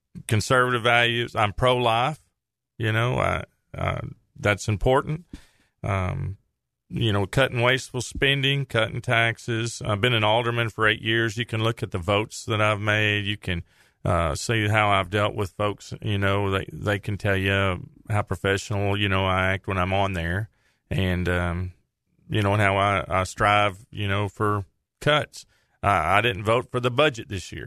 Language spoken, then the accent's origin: English; Saline County, Arkansas, United States; I grew up in Saline County, graduated from Bryant